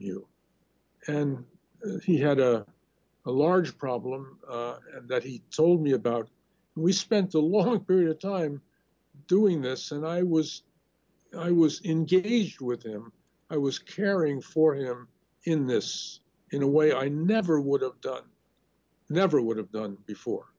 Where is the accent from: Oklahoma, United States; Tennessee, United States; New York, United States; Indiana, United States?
New York, United States; New York City; I grew up in Crown Heights.